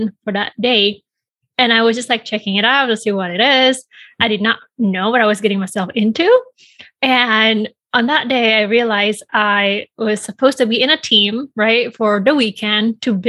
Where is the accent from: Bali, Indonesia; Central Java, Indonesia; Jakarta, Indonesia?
Bali, Indonesia; moved away as an adult; now in Chicago, United States; I was born and raised in Bali, Indonesia